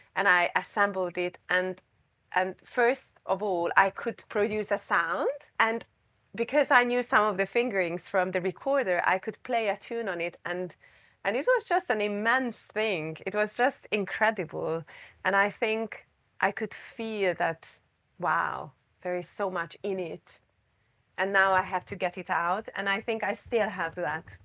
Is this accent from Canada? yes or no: no; Budapest, Hungary; moved away as an adult; also born or lived in Japan / California, United States; So I was born in Budapest, and I more or less grew up in Budapest, not completely, because I lived a year in Japan and a year in the U S.